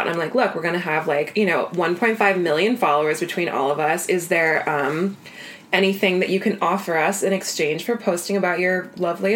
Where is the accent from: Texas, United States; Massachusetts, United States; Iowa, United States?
Iowa, United States; moved away; my hometown in Iowa